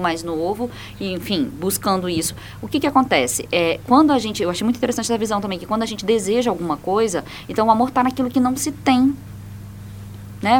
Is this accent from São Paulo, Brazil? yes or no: no; Maranhão, Brazil; eu nasci até no Maranhão